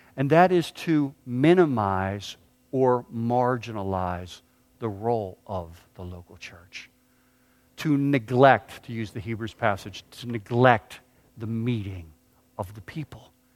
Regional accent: Pittsburgh, Pennsylvania, United States; moved away; I grew up in Pittsburgh

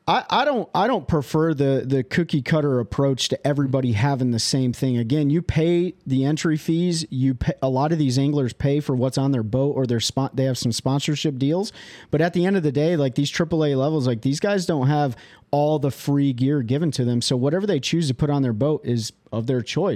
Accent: Kalamazoo, Michigan, United States; moved away; I am from Kalamazoo, Michigan originally

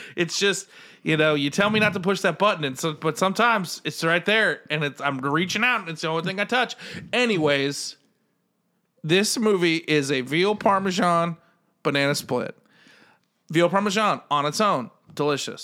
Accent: United States; as an American

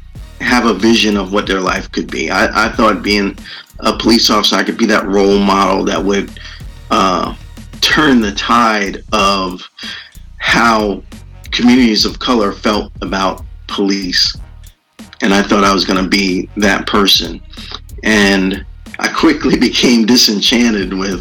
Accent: New York, United States; moved away as an adult; also born or lived in Tampa, Florida; I grew up in New York, and I went to college in University of South Florida in Tampa, Florida.

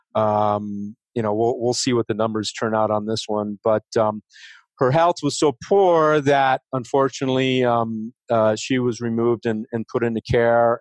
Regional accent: Oak Park, Illinois, United States; moved away as an adult; also born or lived in California; now in Denver, United States; I'm originally from Chicago, uh, west suburbs, Oak Park and uh, River Forest

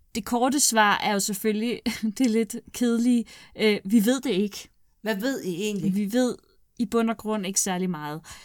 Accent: Glostrup, Capital Region of Denmark, Denmark; Jeg er fra Klostrup

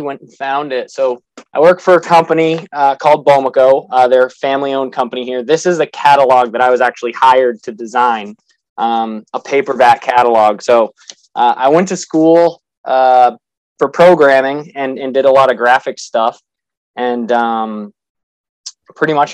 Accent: Massachusetts, United States; So I'm from New England. I'm from Massachusetts

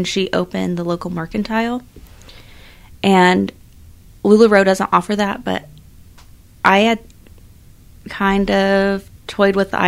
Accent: Larned, Kansas, United States; I grew up in Larned for the most part. We moved back when I was in fourth grade, graduated high school

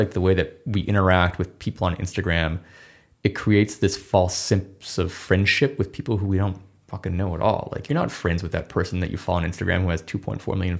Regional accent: Midwest, United States; now in Los Angeles, United States; And two, we're both from the Midwest

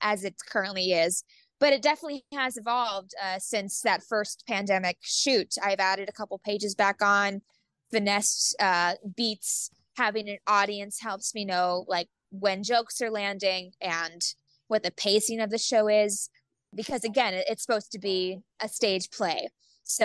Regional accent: Youngstown, Ohio, United States; my hometown theater, the Youngstown Playhouse in Ohio

